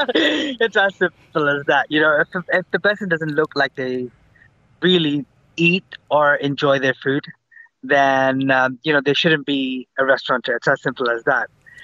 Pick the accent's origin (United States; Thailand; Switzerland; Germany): Thailand; Bangkok; also born or lived in Hong Kong; Growing up in Bangkok, born in a traditionally Indian family that's raised in the Far East. So Bangkok, Hong Kong, all over the place.